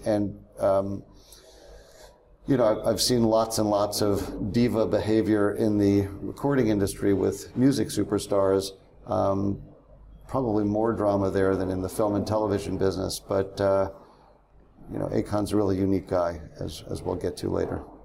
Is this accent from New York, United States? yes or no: yes; New York area, United States; growing up in the New York area